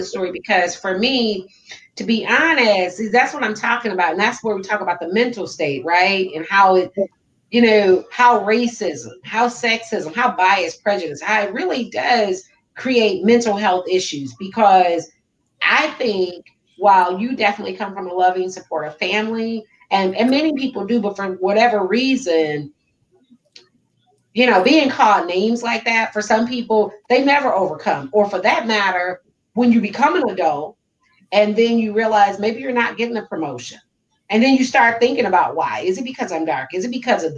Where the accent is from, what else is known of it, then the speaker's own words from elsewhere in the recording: Detroit, Michigan, United States; moved away as an adult; now in Southern United States; I'm from Detroit